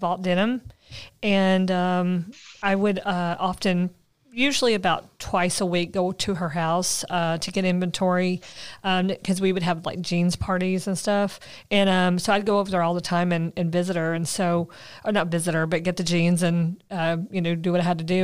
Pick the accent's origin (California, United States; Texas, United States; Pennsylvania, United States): Texas, United States; Red Oak; also born or lived in Waxahachie, Texas; I grew up in Red Oak, and so I live in Ellis County